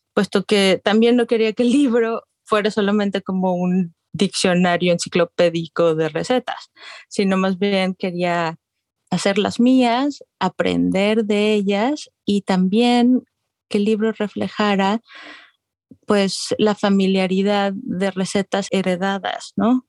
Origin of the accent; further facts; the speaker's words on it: Guadalajara, Jalisco, Mexico; moved away as an adult; also born or lived in Arizona; now in Austin, United States; soy originaria de Guadalajara, Jalisco, y ahorita vivo en Austin, Texas, desde el 2008, pero pues estudié